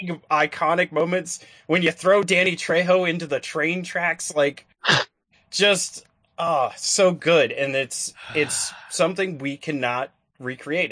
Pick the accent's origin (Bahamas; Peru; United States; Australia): United States; Georgia; I grew up in Georgia